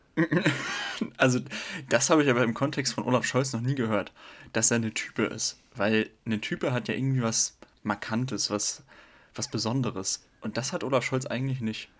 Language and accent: German; Parchim, Mecklenburg-Vorpommern, Germany; moved away as an adult; now in Stuttgart, Germany; ich komme aus Mecklenburg-Vorpommern, um genau zu sein, aus Parchim